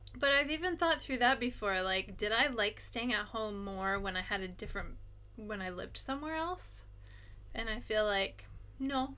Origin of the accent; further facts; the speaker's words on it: United States; now in Japan; as an American, or at least the way that I think, even though I've been here for a long time and I speak Japanese